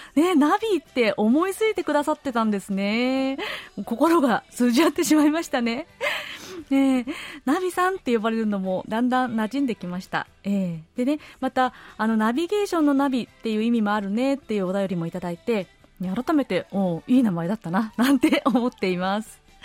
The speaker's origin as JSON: {"language": "Japanese", "country": "Japan", "tie": "born or raised there", "moved": "yes", "lives_now": "South Korea", "said": "うちの夫が日本の実家に初めて来た時に"}